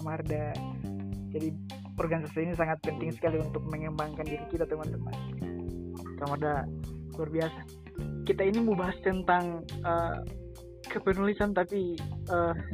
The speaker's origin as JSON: {"language": "Indonesian", "region": "Gorontalo", "country": "Indonesia", "said": "Saya dari Gorontalo."}